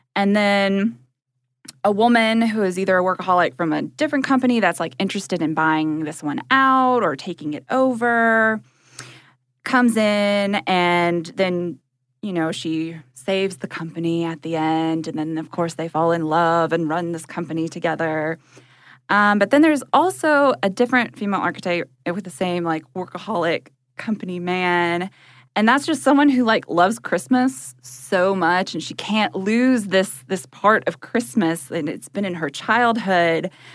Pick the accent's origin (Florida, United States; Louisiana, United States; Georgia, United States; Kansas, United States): Georgia, United States; also born or lived in Chicago; we're both from, like, small towns in Georgia